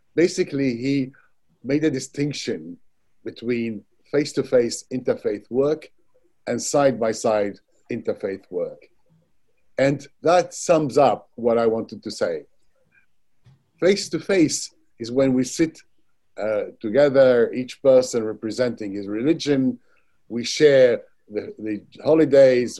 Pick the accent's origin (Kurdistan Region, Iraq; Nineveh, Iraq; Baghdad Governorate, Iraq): Baghdad Governorate, Iraq; Baghdad; now in United Kingdom; I was born in Baghdad, Iraq, and spent my childhood there.